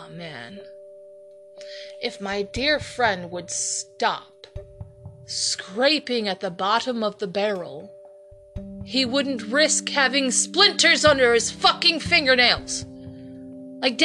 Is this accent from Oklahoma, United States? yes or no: no; Toledo, Ohio, United States; in Ohio, especially in my hometown